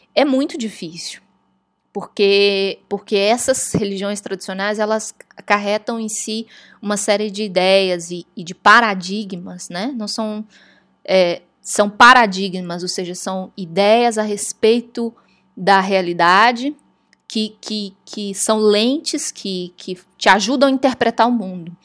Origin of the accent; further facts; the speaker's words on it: Brazil; moved away as an adult; now in Washington, United States; chegando aqui, brasileira, falava inglês